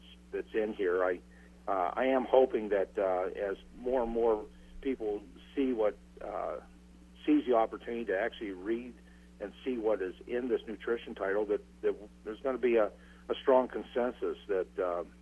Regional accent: Pennsylvania, United States; I'm from Pennsylvania

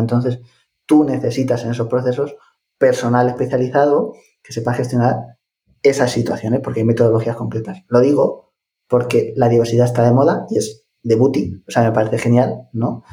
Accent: Ciudad Real, Castilla-La Mancha, Spain; yo soy de Ciudad Real, de La Mancha

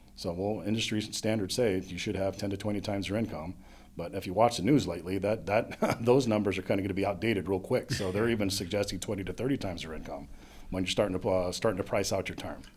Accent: Monterey, California, United States; also born or lived in New York; now in Pittsburgh, United States; I grew up in Monterey, California, or Monterey mm-hmm. County, California, and then I found my way out here about 14 years ago

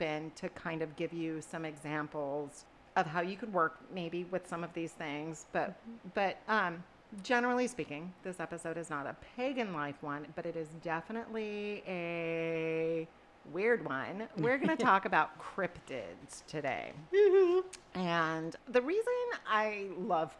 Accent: Pacific Northwest, United States; we're from the Pacific Northwest

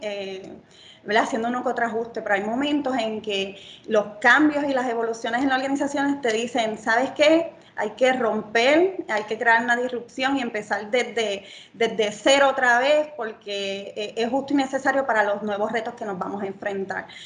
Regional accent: Yauco, Puerto Rico; vengo de Yauco a Puerto Rico

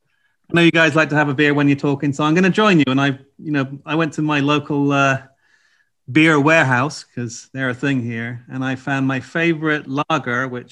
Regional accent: North Dorset, South West England, United Kingdom; moved away as an adult; also born or lived in Chicago, United States; now in United States; I grew up in Dorset, actually, North Dorset.

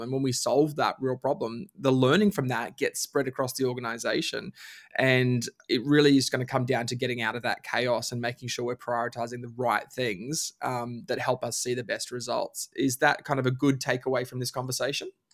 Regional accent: Bundaberg, Queensland, Australia; grew up in Queensland. We grew up in Bundaberg

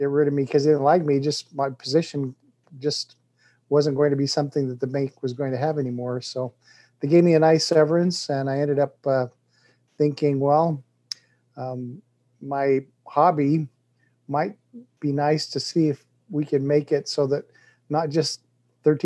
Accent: Colorado, United States; also born or lived in Utah; now in Louisville, United States; I'm 60 years old, live in Louisville, Kentucky, but I grew up in Colorado

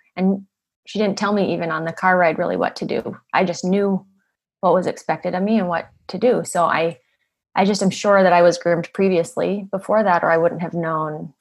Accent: Utah, United States; I grew up in Utah in a beautiful neighborhood, very wealthy area.

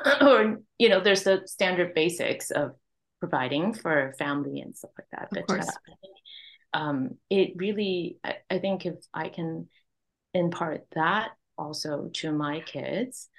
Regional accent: Hong Kong; now in Vancouver, Canada; My parents, immigrant family, we immigrated. I was born in Hong Kong.

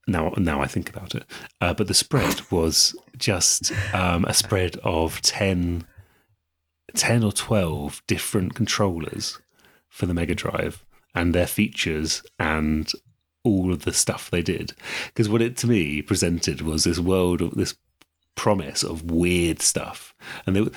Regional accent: East of England, United Kingdom; growing up in England at that time

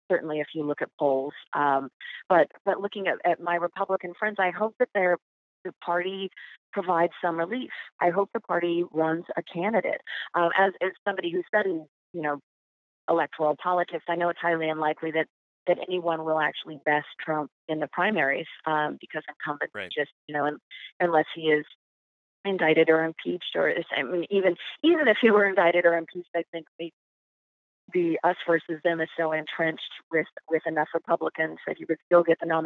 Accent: Canada; I can't do French, but I'm definitely Canadian when I travel abroad.

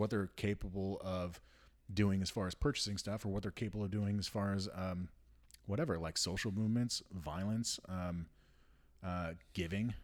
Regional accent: United States; as an American

